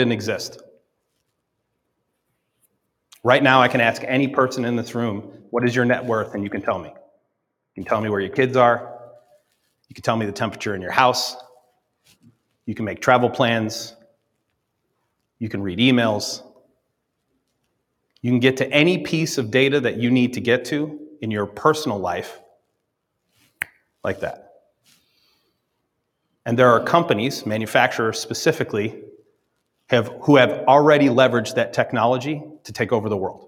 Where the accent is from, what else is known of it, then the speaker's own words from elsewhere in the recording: upstate New York, United States; also born or lived in Dallas, Texas; I grew up in upstate New York in the 1980s. I'm from Dallas, was born in Dallas, moved to New York in the 1982.